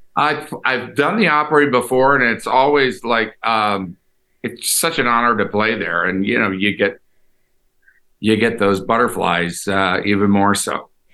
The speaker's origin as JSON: {"language": "English", "town": "Houston", "region": "Texas", "country": "United States", "tie": "born or raised there", "also_born_or_lived": "Los Angeles", "moved": "yes", "said": "I grew up in Houston"}